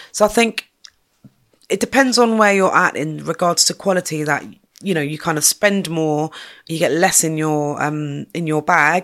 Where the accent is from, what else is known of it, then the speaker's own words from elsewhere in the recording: London, United Kingdom; I'm from North Kensington and I've seen lots of different changes up there.